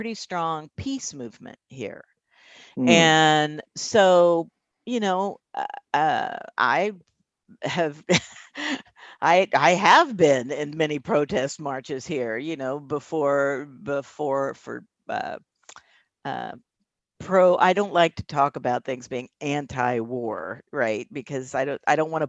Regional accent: Indiana, United States; moved away as an adult; also born or lived in Boston / California; now in Portland, United States; I grew up in Indiana. I grew up in the Midwest

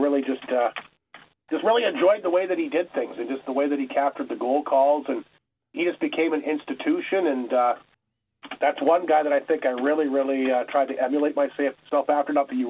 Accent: Flin Flon, Manitoba, Canada; I remember growing up in Flin Flon here watching Hockey Night in Canada religiously every single Saturday

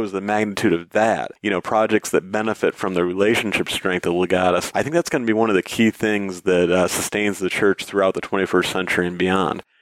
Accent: Michigan, United States; in legal work in, in my home state of Michigan.

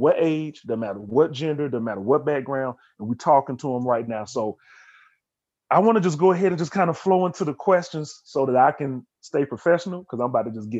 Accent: Birmingham, Alabama, United States; now in Raleigh, United States; my family more so came from Montgomery, from, you know, more of, I would say, the forest to the countryside of Alabama, but I grew up in Birmingham, so I grew up in the biggest city

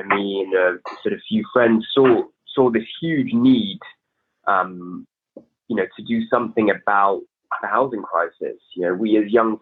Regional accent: London, United Kingdom; I was born and raised in London, Northwest London

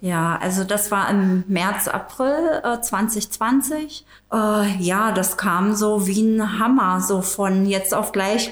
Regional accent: Tangermünde, Saxony-Anhalt, Germany; Ich komme aus Tangermünde, äh, wohne und arbeite

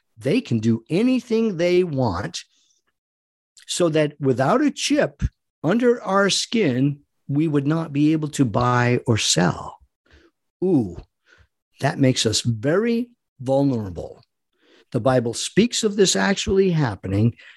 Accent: United States; we, as American people who love our God and love our country

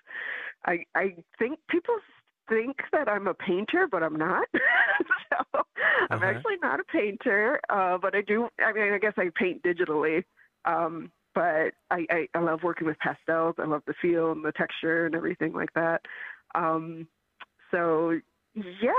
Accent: Michigan, United States; moved away as an adult; now in Chicago, United States; I came to the city for animation. I'm from Michigan

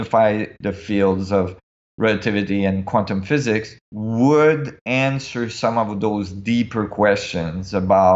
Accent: Canada; also born or lived in Switzerland; I was in Canada

